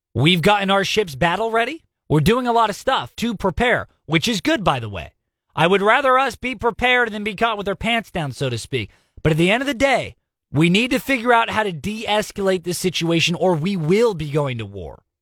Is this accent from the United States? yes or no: yes; United States; We as an American people